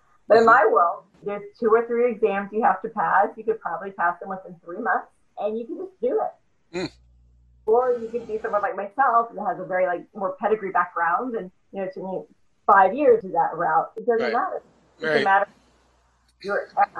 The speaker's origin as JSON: {"language": "English", "area": "small town near Grambling", "region": "Louisiana", "country": "United States", "moved": "yes", "said": "I'm from Louisiana, as you know, from a small town near Grambling, Louisiana"}